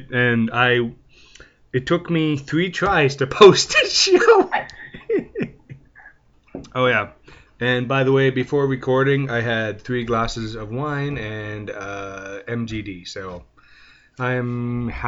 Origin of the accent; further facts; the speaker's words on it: Canada; I'm French Canadian, so poutine's a regular thing here